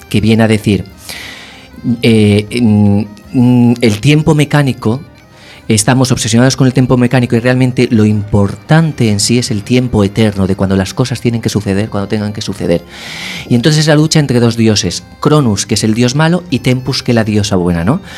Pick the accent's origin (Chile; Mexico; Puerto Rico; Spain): Spain; Castellón de la Plana, Valencian Community; moved away as an adult; also born or lived in Madrid; now in A Coruña, Spain; no soy de Coruña. Yo nací en Castellón. Eh, con 18 me fui a vivir a Madrid